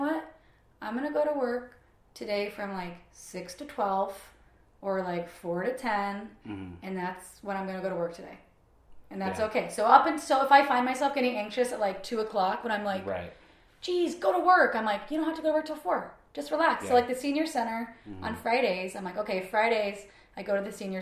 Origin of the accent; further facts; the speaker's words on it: Kansas City, Missouri, United States; now in Portland, United States; Growing up in Kansas City, I mean like when I was a teenager in Kansas City, Missouri itself